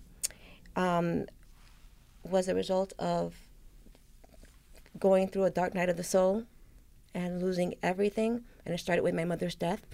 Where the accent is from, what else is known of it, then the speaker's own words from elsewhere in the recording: New York City, New York, United States; I grew up in the South Bronx